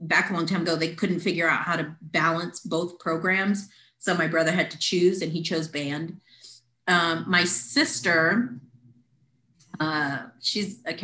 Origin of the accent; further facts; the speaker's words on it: Weslaco, Texas, United States; now in San Antonio, United States; I grew up in Weslaco, Texas, mm-hmm. Exactly the midpoint of the Rio Grande Valley. Mm-hmm. Born and raised there my whole life.